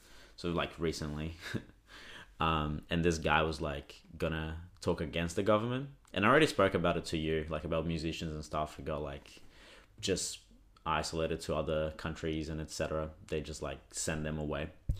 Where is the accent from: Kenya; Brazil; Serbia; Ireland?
Brazil; now in Australia; I grew up in Brazil